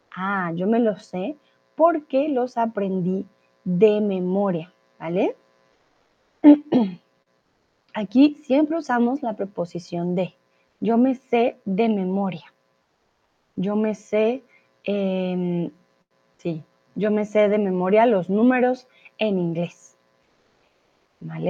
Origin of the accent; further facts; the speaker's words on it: Colombia; now in Mexico; soy de Colombia y ahora estoy en el hermoso y soleado México